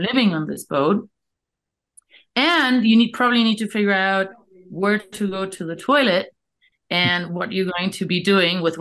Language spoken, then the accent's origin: English; Canary Islands, Spain; moved away; also born or lived in Australia / South Africa / Namibia; I'm originally from the Canary Islands, and uh, worked actually in the corporate world for a while, um, then lived in Australia for a while, lived in South Africa and Namibia for a while